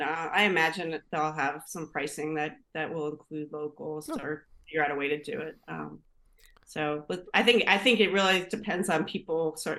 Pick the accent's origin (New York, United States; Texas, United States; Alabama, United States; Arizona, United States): New York, United States; Long Island; moved away as an adult; also born or lived in Philadelphia; now in Atlantic City area, United States; I grew up in New York, grew up on Long Island, going to like Jones Beach, parking in the parking lots up there.